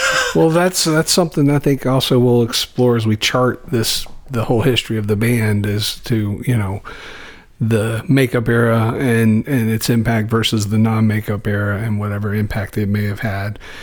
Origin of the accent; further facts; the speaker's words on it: Roanoke, Virginia, United States; moved away; I'm originally from Roanoke, Virginia